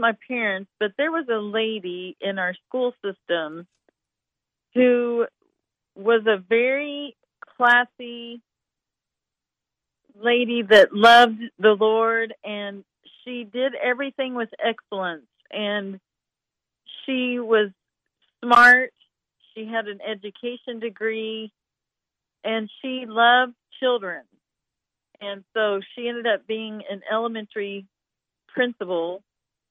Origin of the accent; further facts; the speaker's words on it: Picher, Oklahoma, United States; now in Branson, United States; I grew up in a very small town called Pitcher, Oklahoma, in the state of Oklahoma